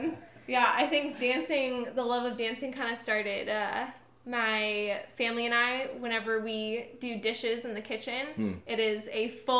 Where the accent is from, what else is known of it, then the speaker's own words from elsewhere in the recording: San Diego, California, United States; Yeah, so I was born into sunny 75 degree weather in San Diego, 1:22 p.m. September 23rd.